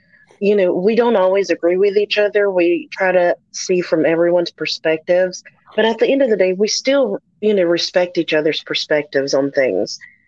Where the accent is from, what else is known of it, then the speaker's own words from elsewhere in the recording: North Carolina, United States; I'm coming from North Carolina. We have fresh seafood.